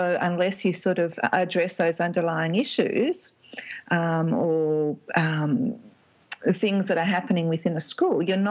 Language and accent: English; Melbourne, Victoria, Australia; I'm from Melbourne